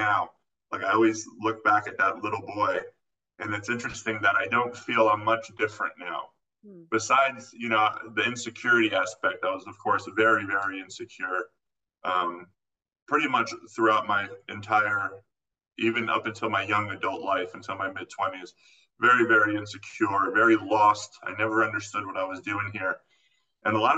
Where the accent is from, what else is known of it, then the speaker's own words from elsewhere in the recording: Florida, United States; moved away; also born or lived in California; I actually grew up in Florida